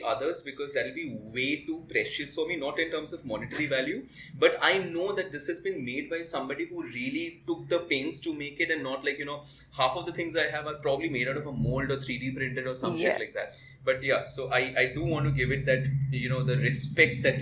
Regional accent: West Bengal, India; when I was growing up in Bengal

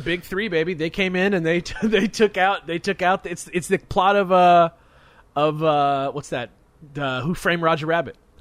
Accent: Hawthorne, California, United States; that's exactly where we're from. Is right there, Hawthorne.

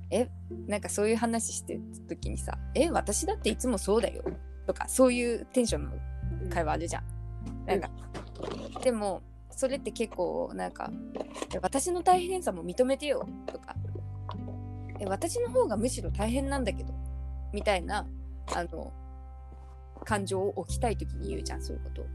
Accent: Toyama, Japan; 富山県ですって言って

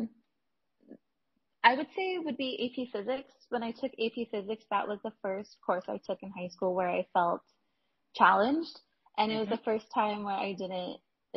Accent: Los Angeles, California, United States; moved away as an adult; also born or lived in Houston, Texas; I'm originally from Los Angeles, California, and so my school list mainly focused on staying close to home

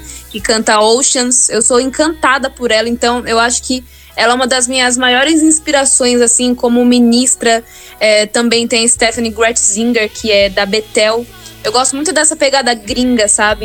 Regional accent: Campinas, São Paulo, Brazil; sou de Campinas

